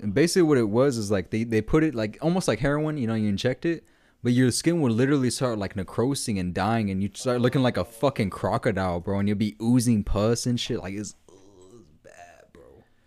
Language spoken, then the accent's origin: English; Denton County, Texas, United States; that was in my hometown